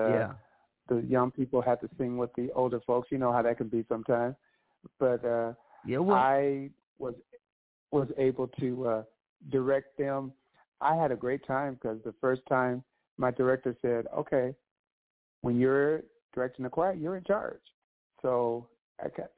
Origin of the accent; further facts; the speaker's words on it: Victorville, California, United States; I am originally from Victorville, California